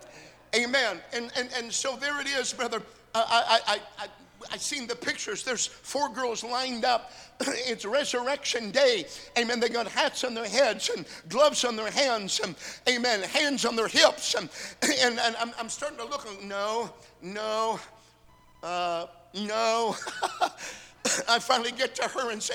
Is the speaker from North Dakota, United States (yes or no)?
yes; North Dakota, United States; I'm from North Dakota.